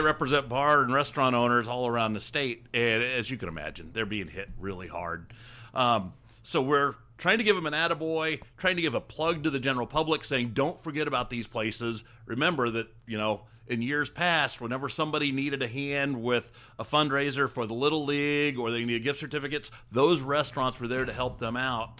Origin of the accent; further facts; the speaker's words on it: Hancock County, Indiana, United States; I grew up in Hancock County